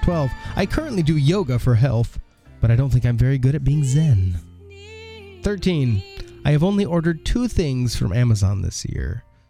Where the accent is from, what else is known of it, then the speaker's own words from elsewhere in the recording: New Jersey, United States; also born or lived in Maryland; Number three, I grew up in New Jersey and Maryland and now have family in Longboat Key, Florida.